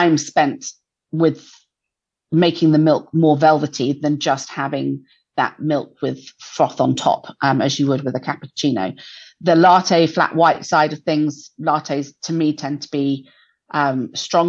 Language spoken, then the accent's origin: English; England, United Kingdom; moved away as an adult; also born or lived in Auckland, New Zealand; now in New Zealand; I'm English